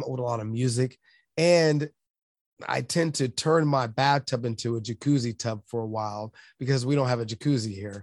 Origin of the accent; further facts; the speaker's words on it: Los Angeles, California, United States; growing up in South Central